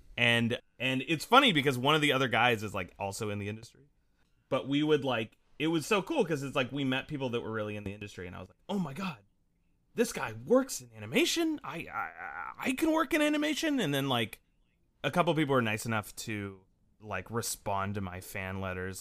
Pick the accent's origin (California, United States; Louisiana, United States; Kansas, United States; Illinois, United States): California, United States; Salinas; I grew up in, um, this town called Salinas, California